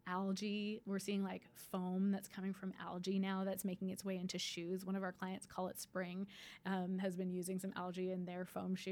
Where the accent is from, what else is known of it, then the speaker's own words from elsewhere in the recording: Canada; I'm Canadian.